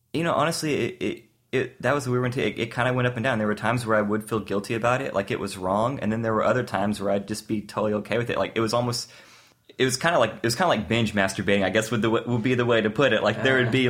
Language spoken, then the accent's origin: English; the South, United States; I grew up in the South